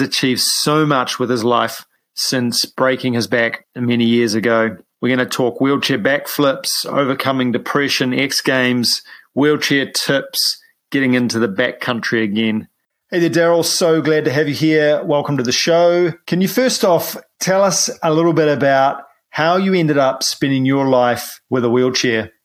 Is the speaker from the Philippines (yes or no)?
no; New Zealand; I'm a paraplegic from New Zealand